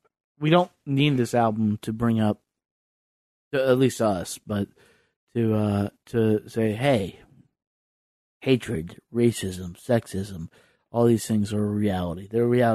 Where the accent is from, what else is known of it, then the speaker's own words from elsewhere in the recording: Ravenna, Ohio, United States; I'm from Ravenna, but I can claim Akron